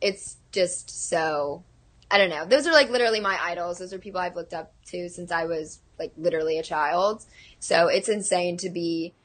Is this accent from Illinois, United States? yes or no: no; Texas, United States; moved away; we're both from Texas